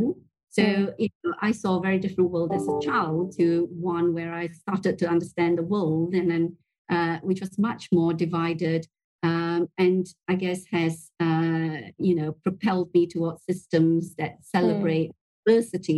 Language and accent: English; Malaysia; growing up in Malaysia